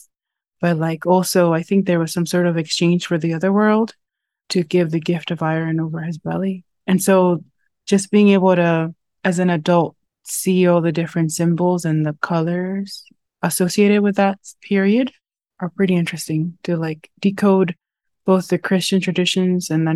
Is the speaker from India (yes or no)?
no; Loma de Cabrera, Dajabón, Dominican Republic; also born or lived in United States; now in New York, United States; I was born in the Dominican Republic and raised right at the border between Dominican Republic and Haiti in the Jabón Loma de Cabrera